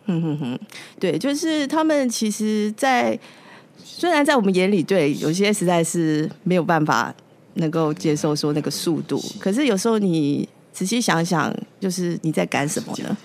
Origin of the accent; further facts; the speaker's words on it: Taiwan; moved away as an adult; now in Nepal; 我们台湾人